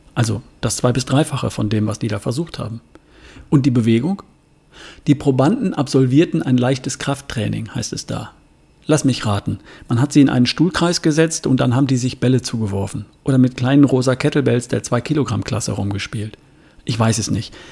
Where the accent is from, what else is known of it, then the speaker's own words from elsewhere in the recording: Germany; hier bei uns in Deutschland